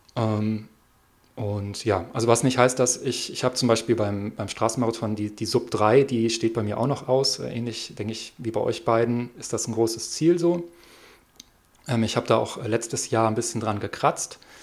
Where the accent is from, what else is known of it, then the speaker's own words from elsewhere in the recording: Hamburg, Germany; now in Siebengebirge, Germany; ich komme aus Hamburg